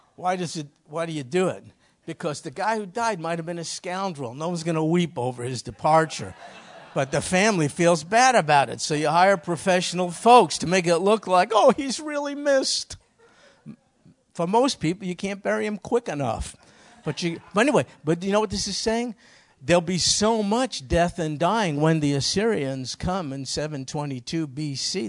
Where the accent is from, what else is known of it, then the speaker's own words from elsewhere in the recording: United States; as an American citizen